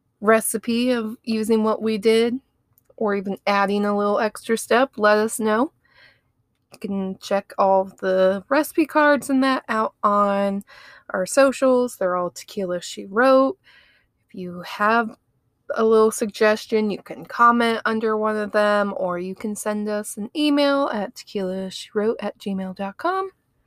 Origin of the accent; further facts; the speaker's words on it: Ohio, United States; now in Alabama, United States; I'm from Ohio.